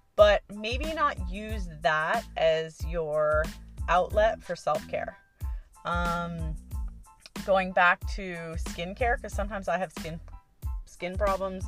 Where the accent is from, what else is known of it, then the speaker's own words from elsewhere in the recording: Canada; now in Hawaii, United States; I am originally from Canada and I'm only a permanent resident